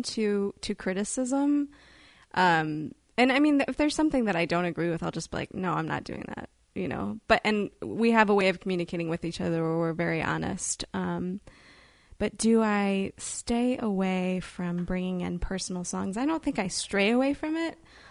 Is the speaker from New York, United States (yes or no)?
no; Edwardsville, Illinois, United States; now in Chicago, United States; I'm originally from, it's a small town called Edwardsville, but it's near St. Louis. It's still in Illinois.